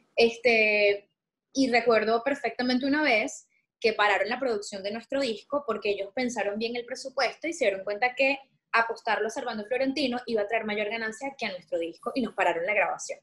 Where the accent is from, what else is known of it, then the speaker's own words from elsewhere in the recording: Venezuela; moved away as an adult; now in Puerto Rico; me mudé, me fui de Venezuela